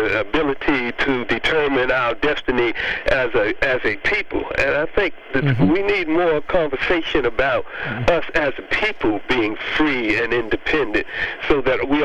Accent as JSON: {"language": "English", "country": "United States", "tie": "born or raised there", "also_born_or_lived": "Algeria", "said": "I was born here in America"}